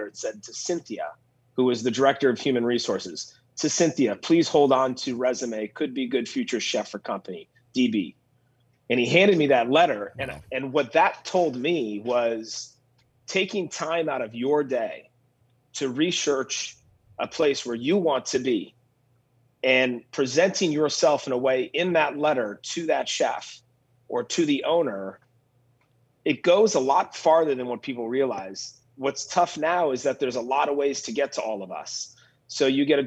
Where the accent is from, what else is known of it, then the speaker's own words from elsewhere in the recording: Minneapolis, Minnesota, United States; moved away as an adult; also born or lived in Napa Valley / New York City; growing up here